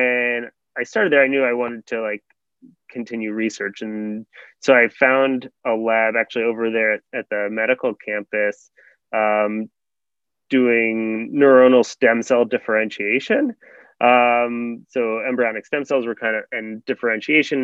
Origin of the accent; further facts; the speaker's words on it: New York suburbs, United States; also born or lived in St. Louis, Missouri; I grew up in New York area, in the New York suburbs areas.